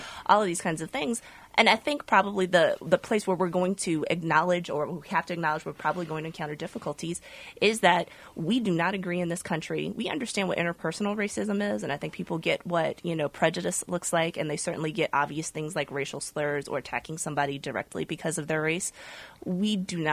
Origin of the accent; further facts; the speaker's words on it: Virginia, United States; I grew up in Virginia